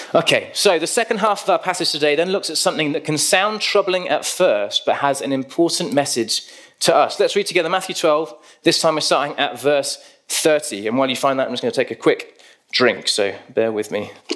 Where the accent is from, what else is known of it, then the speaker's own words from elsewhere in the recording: United Kingdom; we're British